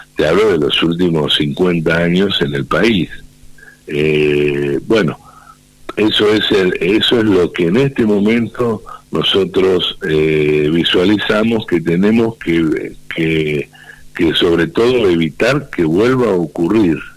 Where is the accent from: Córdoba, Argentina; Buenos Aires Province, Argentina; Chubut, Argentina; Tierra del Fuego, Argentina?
Buenos Aires Province, Argentina; Mechongué; de Mechonguén, en mi pueblo